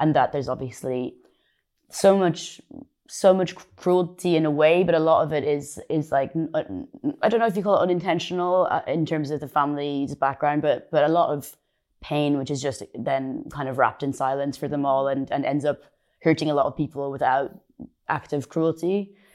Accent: Ireland; moved away; I'm Irish

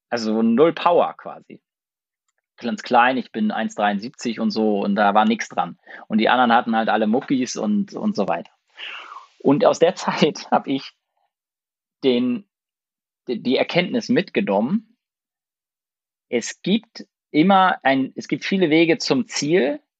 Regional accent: Lübeck, Schleswig-Holstein, Germany; und ich bin in Lübeck geboren und im Umfeld von Lübeck aufgewachsen, in einem ganz, ganz kleinen Dorf. Und äh, da gab es fünf Bauernhöfe und 60 äh, Häuser.

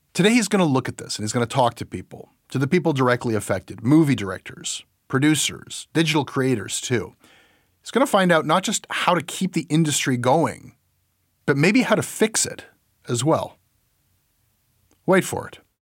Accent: Canada

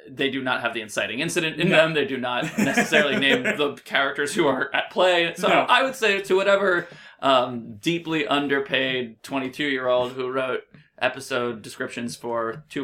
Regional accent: New York, United States; I grew up in New York

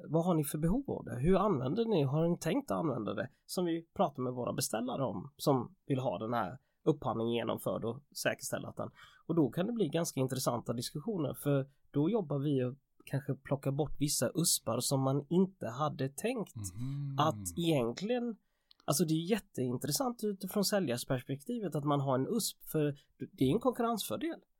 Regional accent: Jönköping, Jönköping County, Sweden; moved away as an adult; also born or lived in England / Piteå; Jag är ju från Jönköpingsbro från början

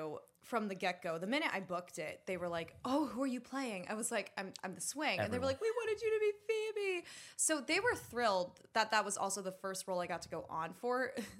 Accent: Pennsylvania, United States; I grew up in Bucks County outside of Philadelphia.

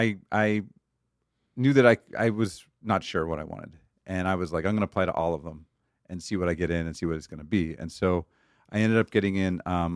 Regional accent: Pittsburgh, Pennsylvania, United States; moved away as an adult; also born or lived in Cleveland, Ohio; I grew up in Pittsburgh, Pennsylvania.

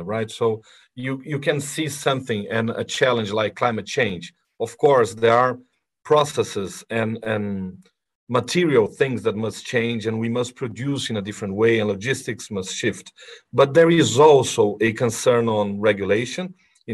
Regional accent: Brazil; moved away as an adult; now in London, United Kingdom; I was born and raised here in Brazil.

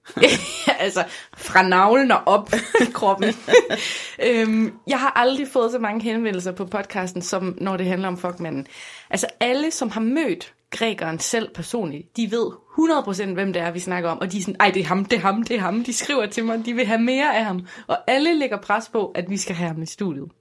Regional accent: Aarhus, Central Denmark Region, Denmark; jeg er jo fra Rigskov

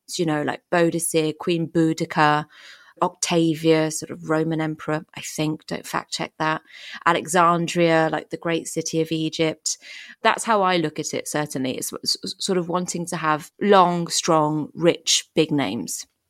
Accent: France; So we, we, we grew up in France. I don't remember a huge amount before France because we moved there when I was four

